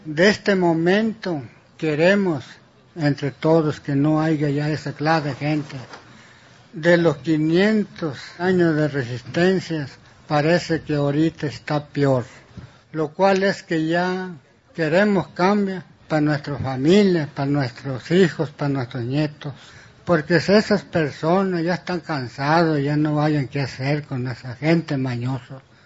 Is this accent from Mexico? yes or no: yes; Maycoba, Sonora, Mexico; Yo vengo de Maicoba, Sonora, municipio de Yecora, Sonora